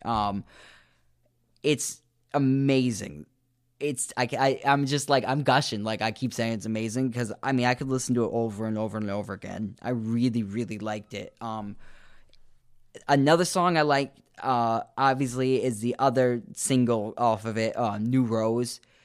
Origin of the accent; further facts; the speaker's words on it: United States; I am American